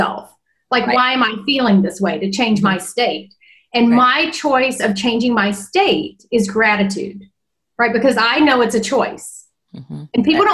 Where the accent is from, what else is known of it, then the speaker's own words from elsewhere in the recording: North Carolina, United States; I was born in North Carolina and I grew up with visionaries and entrepreneurs